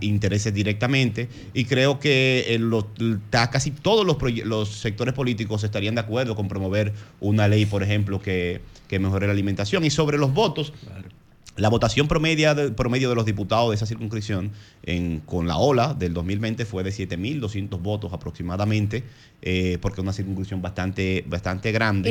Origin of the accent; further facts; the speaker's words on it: Santo Domingo Este, Distrito Nacional, Dominican Republic; San Isidro el Bonito, de donde soy